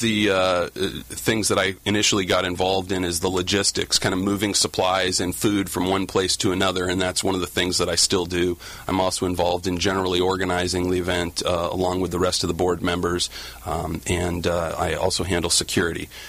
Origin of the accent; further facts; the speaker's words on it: Orange County, Southern California, United States; also born or lived in Washington, D.C.; I'm practicing in Orange County where I grew up